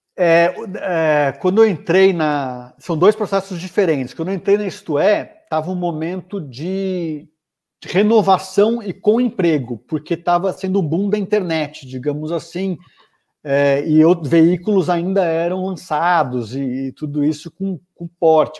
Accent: São Paulo, Brazil; Eu nasci em São Paulo, em setembro de 79, alguns dias depois da anistia. É, São Paulo, capital, morei aqui a vida inteira, continuo aqui

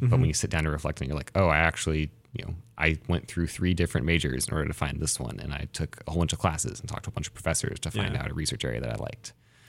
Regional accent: Baker City, Oregon, United States; So I grew up with here in Eastern Oregon, grew up in Baker City.

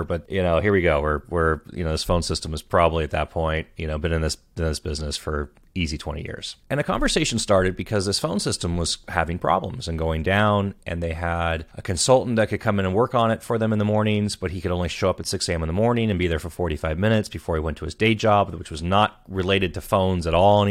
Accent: Southern California, United States; I grew up in Southern California

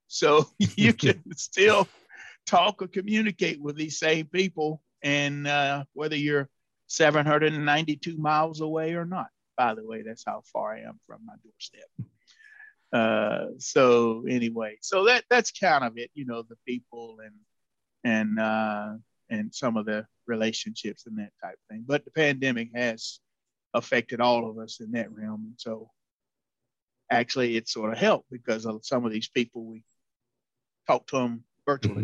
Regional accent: North Carolina, United States; moved away as an adult; now in Illinois, United States; an extension position came available near my hometown next door

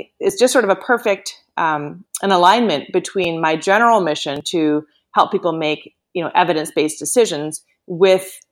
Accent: Canada; moved away as an adult; also born or lived in United States; I am Canadian, yes. But I did spend about maybe 13 years in the States, and I moved back to Canada just about 5 years ago

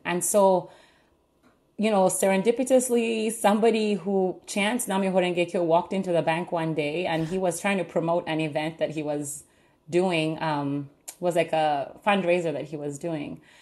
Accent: Uganda; now in Pittsburgh, United States; I'm originally from Uganda. I grew up all my life in Uganda.

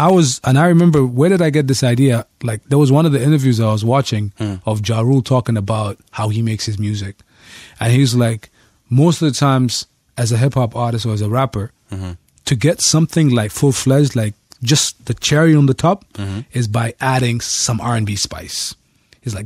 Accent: Muscat, Oman; In Muscat? Yeah, Muscat.

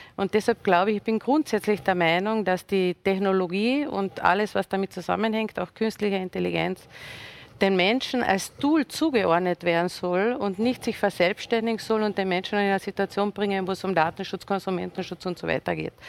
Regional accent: Villach, Carinthia, Austria; komme ich aus Villach mit den großen Industriebetrieben

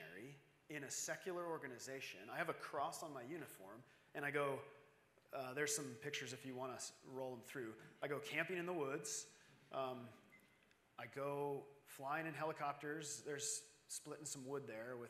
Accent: Arizona, United States; I'm from Arizona.

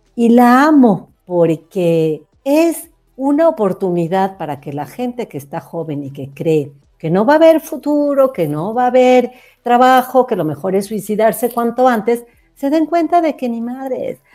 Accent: Mexico; yo soy mexicana

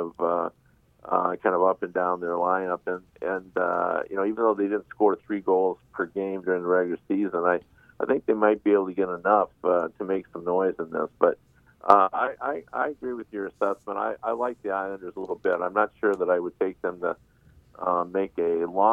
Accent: Michigan, United States; I grew up in Michigan

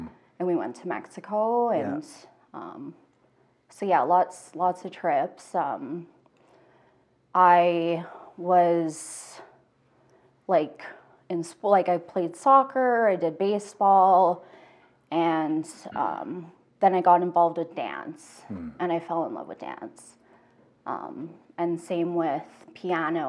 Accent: Cochrane, Alberta, Canada; also born or lived in Calgary; I was born in Calgary. I grew up in Cochrane

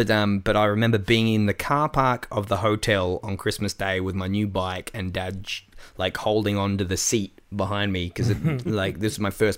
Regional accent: Adelaide, South Australia, Australia; also born or lived in Penrith, Australia / Melbourne, Australia / Sydney, Australia; Adelaide boy through and through.

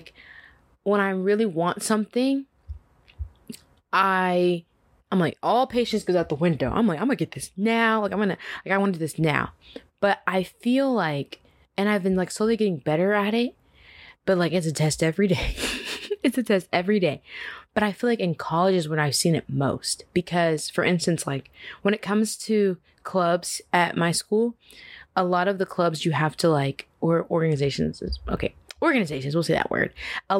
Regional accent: Dallas, Texas, United States; now in Atlanta, United States; I am originally from Dallas, Texas. You know, love it there, D-Town, all the way.

